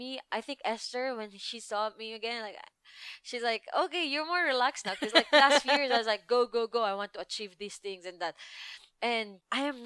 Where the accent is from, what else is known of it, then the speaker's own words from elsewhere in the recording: Philippines; English is a second language; moved away; I have Philippines passport